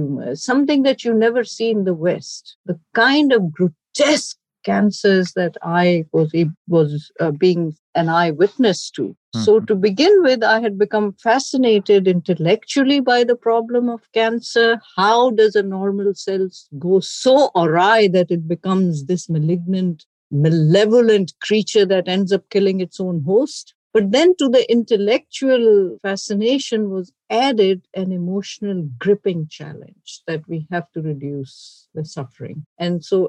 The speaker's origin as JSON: {"language": "English", "country": "Pakistan", "tie": "born or raised there", "moved": "as an adult", "lives_now": "United States", "said": "I grew up in Pakistan."}